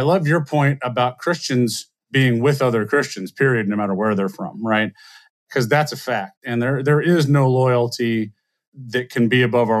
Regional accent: South Louisiana, United States; I grew up in South Louisiana between an Indian family and a Honduran family

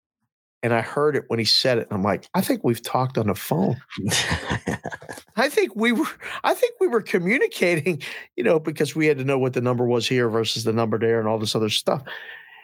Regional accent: Pittsburgh, Pennsylvania, United States; I'm from Pittsburgh

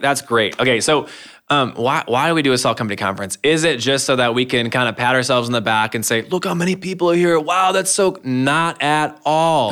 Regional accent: Michigan, United States; moved away as an adult; also born or lived in Ohio; now in Ankeny, United States; I'm from Michigan. My whole family's there around the Flint area and the Thumb area

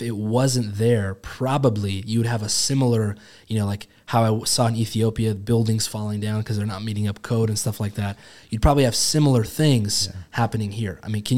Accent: United States; so I was born in America, born and raised, love America is amazing.

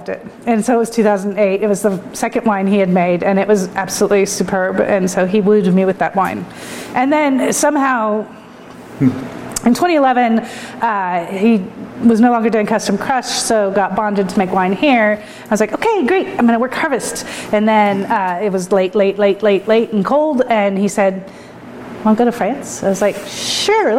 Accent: New Mexico, United States; moved away; also born or lived in Japan; I'm from New Mexico

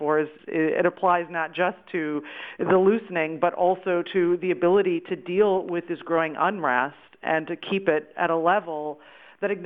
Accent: Midwest, United States; I'm from the Midwest

